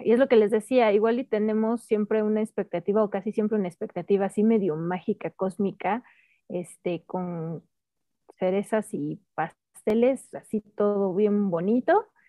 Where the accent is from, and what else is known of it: Mexico